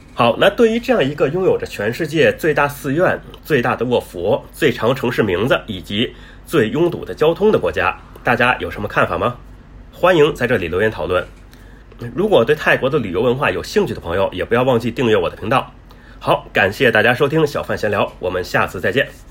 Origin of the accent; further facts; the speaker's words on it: Beijing, China; moved away as an adult; now in Thailand; 我是来自北京嘛